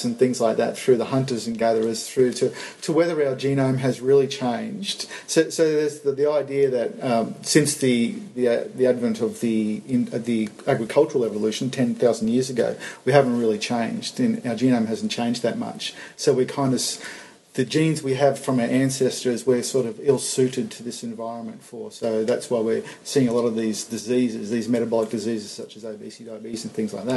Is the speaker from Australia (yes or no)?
yes; Sunshine Coast, Gold Coast area, Queensland, Australia; We're from the Sunshine Coast, Gold Coast, Sunshine Coast area. We really wanted to come back home.